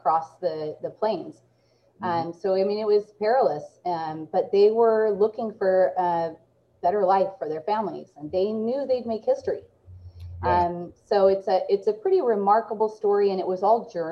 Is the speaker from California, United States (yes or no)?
no; Salem, Oregon, United States; I grew up right in Salem, Oregon, which is right up the road from where I work at Willamette Valley Vineyards. This is my hometown